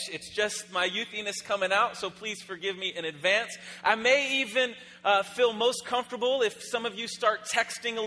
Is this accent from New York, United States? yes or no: no; Phoenix, Arizona, United States; I am from Phoenix, Arizona.